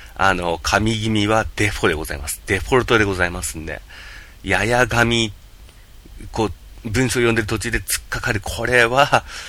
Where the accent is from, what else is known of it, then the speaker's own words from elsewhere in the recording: Yamagata, Japan; 私、山形生まれ、山形育ち